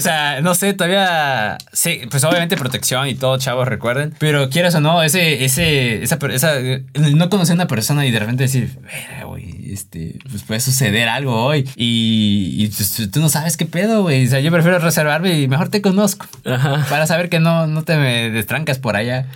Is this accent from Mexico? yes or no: yes; Mexico; siendo mexicanos queremos todo así rápido